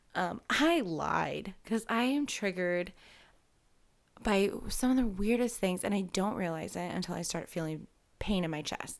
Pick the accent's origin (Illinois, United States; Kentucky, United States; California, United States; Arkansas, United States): Illinois, United States; Galva; I'm from Galva, so I am not from Kewanee.